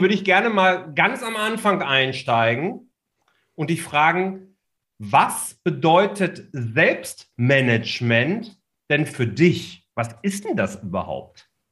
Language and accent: German; Ruhr area, North Rhine-Westphalia, Germany; Also ich bin ja ein Kind des Ruhrgebiets, komme ja daher